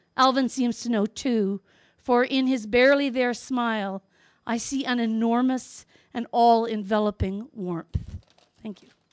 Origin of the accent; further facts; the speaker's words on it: Northwest Territories, Canada; I grew up in the Northwest Territories, where hunting is a cultural event